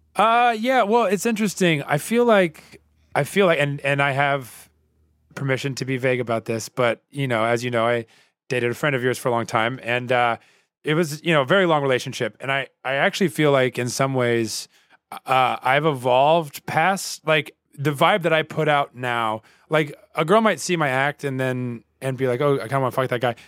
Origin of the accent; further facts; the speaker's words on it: the Bible Belt, United States; I grew up in the Bible Belt